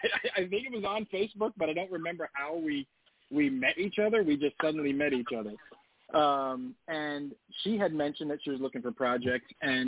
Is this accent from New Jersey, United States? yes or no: yes; New Jersey, United States; moved away as an adult; also born or lived in California; now in Van Nuys, United States; I grew up in New Jersey and moved out to California.